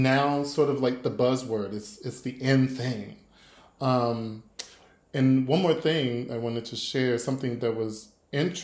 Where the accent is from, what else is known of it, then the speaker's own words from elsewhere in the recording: United States; moved away as an adult; now in Germany; as an American who has lived in Germany for over 10 years now